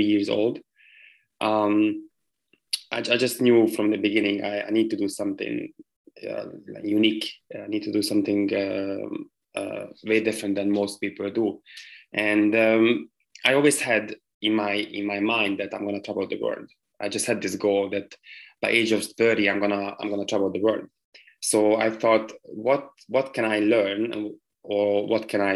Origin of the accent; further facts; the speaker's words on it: Hungary; moved away as an adult; also born or lived in London / United States; I left my home country. Which is Hungary.